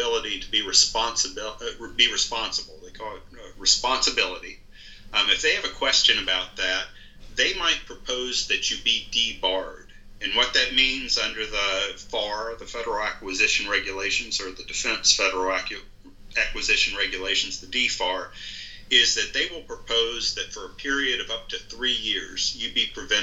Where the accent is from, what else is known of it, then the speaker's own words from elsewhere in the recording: Shenandoah Valley, Virginia, United States; moved away as an adult; also born or lived in Richmond, Virginia; now in Woodbine, United States; I grew up over in the Shenandoah Valley of Virginia